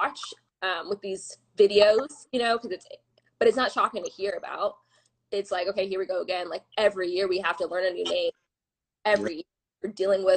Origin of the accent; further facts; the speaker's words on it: Claremont, California, United States; Claremont is a very sheltered place